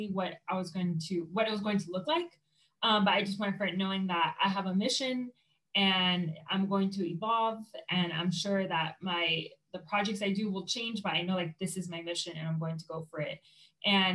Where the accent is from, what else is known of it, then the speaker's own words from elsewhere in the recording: Miami, Florida, United States; moved away as an adult; now in Colorado, United States; I'm originally from Miami, Florida